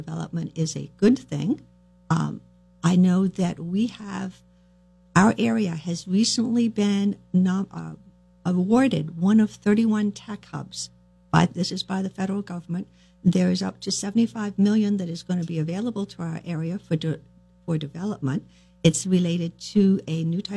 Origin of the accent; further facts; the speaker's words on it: Johnson, Vermont, United States; moved away as an adult; also born or lived in Jeffersonville, Vermont; now in South Burlington, United States; I grew up in Johnson, about an hour east on Route 15.